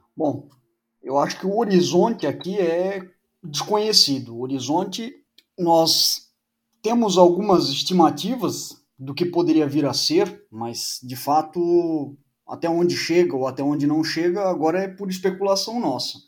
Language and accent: Portuguese; Blumenau, Santa Catarina, Brazil; Eu sou de Blumenau